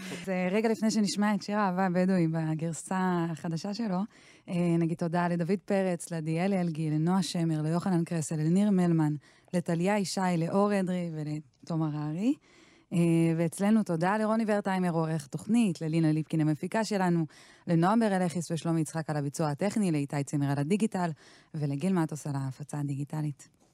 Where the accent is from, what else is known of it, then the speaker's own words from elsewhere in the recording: Arad, Southern District, Israel; אני מהמדבר במקור, אני ירדניקית